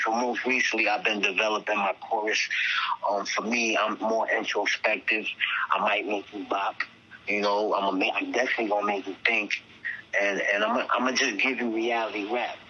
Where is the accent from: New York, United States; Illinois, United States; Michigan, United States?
New York, United States; New York City; I'm from Staten Island, although it's Staten Island, I'm from the most dangerous neighborhood in Staten Island between the 80s, the 90s, the 2000s